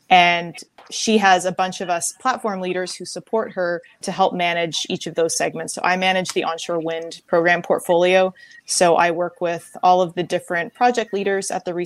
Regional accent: Victoria, British Columbia, Canada; moved away as an adult; I was born and raised in Victoria, BC, Canada.

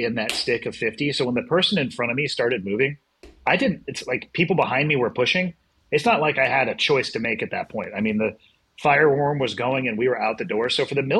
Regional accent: Santa Cruz, California, United States; I was born and raised in Santa Cruz, which is just over the hill

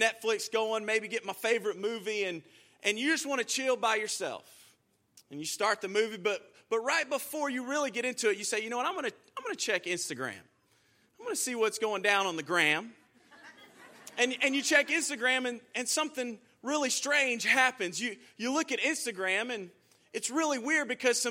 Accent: Houston, Texas, United States; I'm from Houston, Texas.

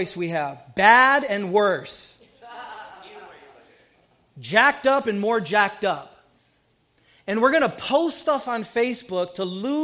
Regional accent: Southern California, United States; a young Puerto Rican growing up in Southern California

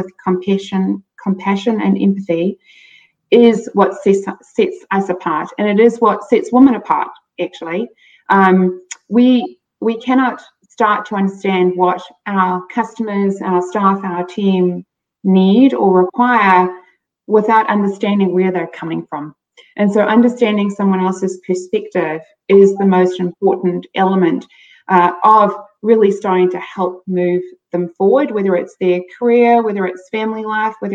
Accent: South Africa; I grew up in South Africa

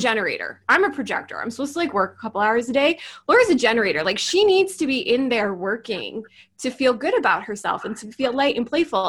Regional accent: New York, United States; I'm a New Yorker.

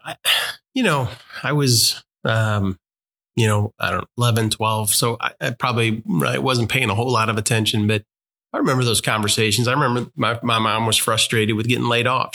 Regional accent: St. Louis, Missouri, United States; moved away; majority of our family and my wife's family uh, is in the St. Louis area.

